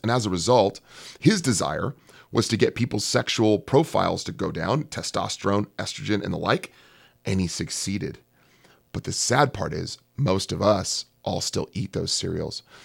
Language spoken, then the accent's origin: English; California, United States; I'm from California